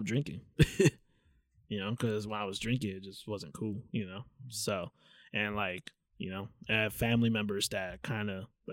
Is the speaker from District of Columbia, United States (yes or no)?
no; Anaheim, California, United States; we both grew up in Anaheim